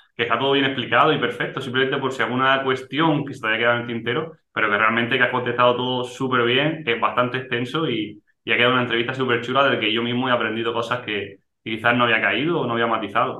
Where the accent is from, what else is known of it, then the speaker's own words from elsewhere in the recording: Almería, Andalusia, Spain; yo soy de Almería